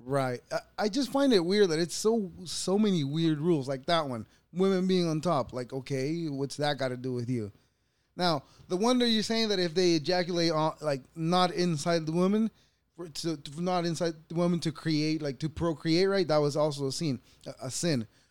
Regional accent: El Salvador; moved away; I was born in El Salvador

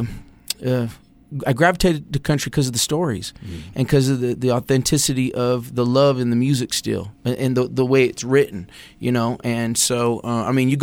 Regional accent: Utah, United States; also born or lived in Sacramento, California; now in Idaho, United States; I grew up in Utah

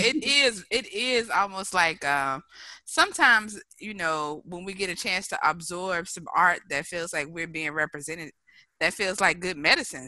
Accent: Mobile, Alabama, United States; my hometown of Mobile, Alabama

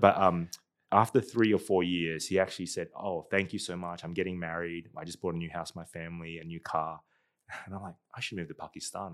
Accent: Darwin, Northern Territory, Australia; moved away as an adult; also born or lived in Singapore; now in United States; I grew up in Darwin

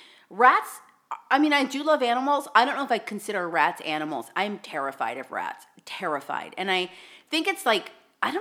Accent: Southern California, United States; my parents are from New York and we were raised in Southern California

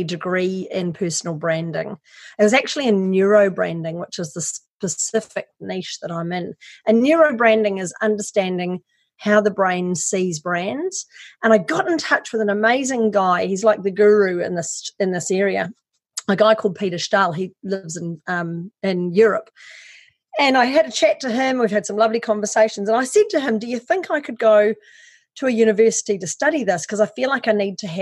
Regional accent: New Zealand; moved away as an adult; also born or lived in Wellington, New Zealand; now in Australia; I'm actually a Kiwi. I'm from New Zealand.

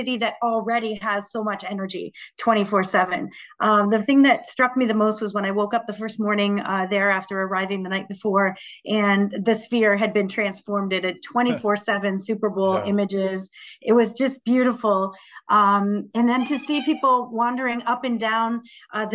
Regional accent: London, Ontario, Canada; here in my hometown of London, Ontario

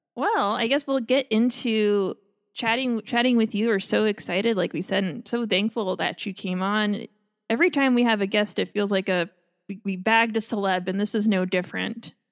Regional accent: Long Island, New York, United States; moved away; I'm from Long Island

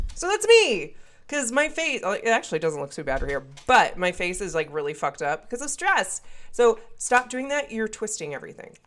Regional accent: Wisconsin, United States; accent: northern; I am from Wisconsin, and so I sometimes have a northern accent

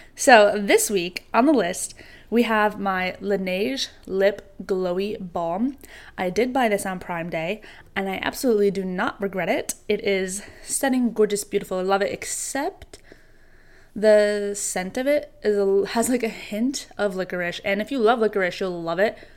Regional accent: New York, United States; growing up in New York

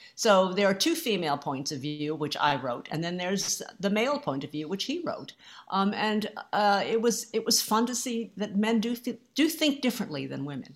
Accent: United States; I'm Asian American

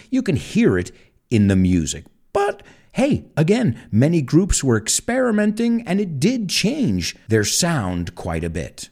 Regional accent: United States; I'm American and patriotic

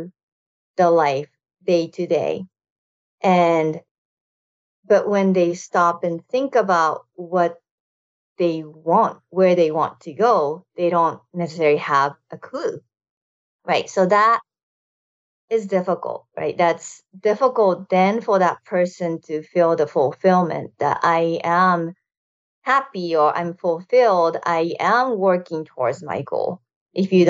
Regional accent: Japan; moved away as an adult; now in United States; I moved to United States from Japan after high school

